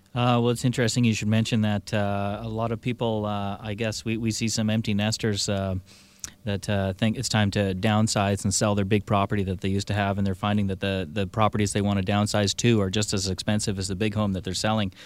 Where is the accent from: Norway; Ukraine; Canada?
Canada; Victoria, British Columbia; born or raised there; also born or lived in Burnaby